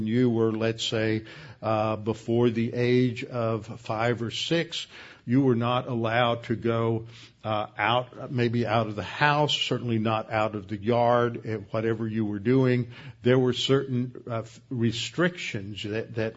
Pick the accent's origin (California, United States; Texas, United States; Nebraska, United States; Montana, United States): Texas, United States; Houston; I grew up over in Meyerland, and one of the major topographical features there is Bray's Bayou